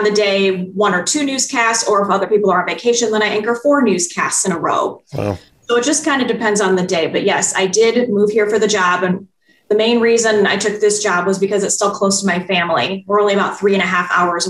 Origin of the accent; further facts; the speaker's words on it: Iowa, United States; moved away as an adult; now in Wisconsin, United States; I'm originally from Iowa